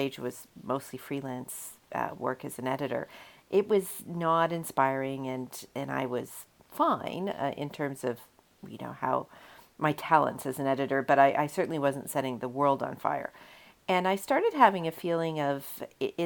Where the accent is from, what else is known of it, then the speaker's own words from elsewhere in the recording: Canada; I'm a Canadian